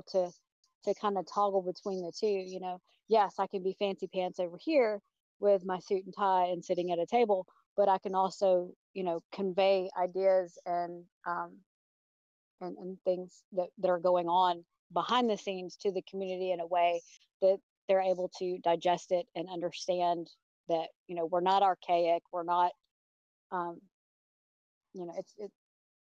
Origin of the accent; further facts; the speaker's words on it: Atlanta, Georgia, United States; I'm from Atlanta, Georgia.